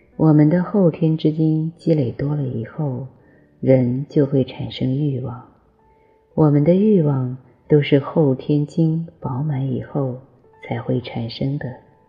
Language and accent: Chinese; China; 我们中国人